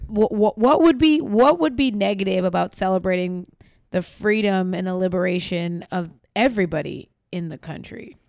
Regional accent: New York, United States; I grew up in New York

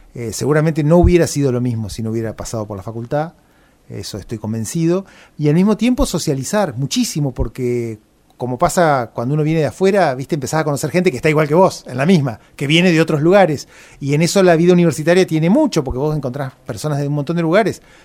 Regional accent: Gualeguay, Entre Ríos, Argentina; moved away as an adult; now in Paraná, Argentina; no soy de Paraná, soy de Gualeguay, y vine a estudiar a Paraná, y calculo que como tantos otros me quedé por acá

